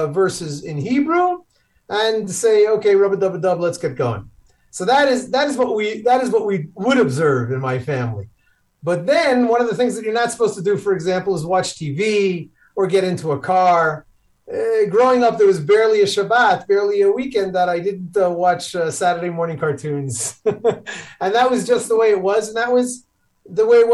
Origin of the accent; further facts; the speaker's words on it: New York City, New York, United States; now in Israel; I was growing up in Queens, New York